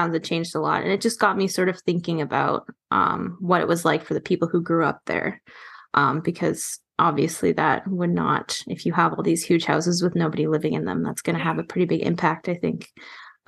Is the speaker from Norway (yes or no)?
no; Toronto, Ontario, Canada; now in Vancouver, Canada; I grew up in Toronto and, you know, like riding the subway when I was a teen